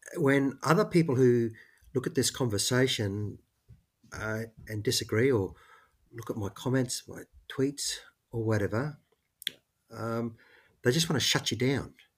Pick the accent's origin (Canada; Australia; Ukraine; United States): Australia; Queensland; I'm from Queensland